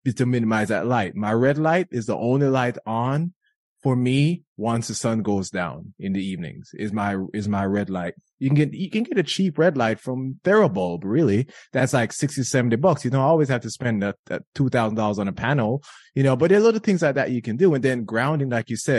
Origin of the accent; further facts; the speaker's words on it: Jamaica; I grew up in Jamaica